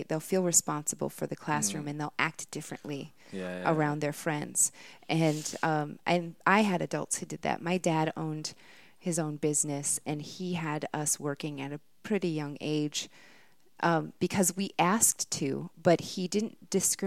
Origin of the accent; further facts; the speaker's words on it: Minnesota, United States; accent: Minnesotan; my Minnesotan accent